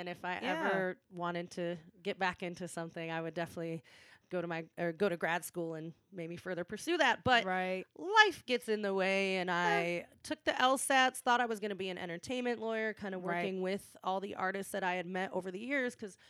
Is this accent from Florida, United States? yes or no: no; outside of Ann Arbor, Michigan, United States; I went to school at the University of Michigan here in Ann Arbor. I grew up outside of Ann Arbor